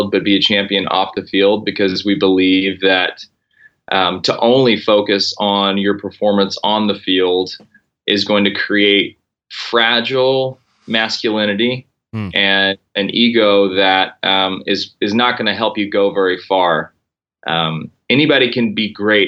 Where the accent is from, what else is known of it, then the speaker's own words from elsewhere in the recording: Corpus Christi, Texas, United States; moved away as an adult; also born or lived in Oklahoma / Fort Worth, Texas / New Orleans / Seattle; I grew up in Corpus Christi, Texas, which is South Texas